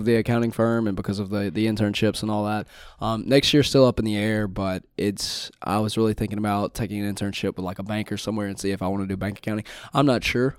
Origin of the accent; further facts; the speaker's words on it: Winsboro, Louisiana, United States; I'm from the big city of Winsboro, Louisiana